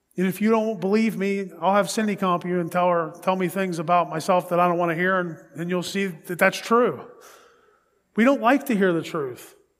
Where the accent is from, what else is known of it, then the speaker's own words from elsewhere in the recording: Pittsburgh, Pennsylvania, United States; that's my hometown. That's where I'm from.